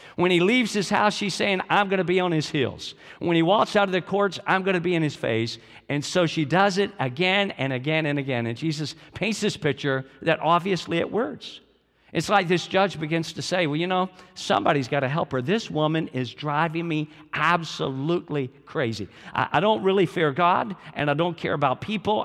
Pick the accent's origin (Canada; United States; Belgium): United States; Georgia; I'm from Georgia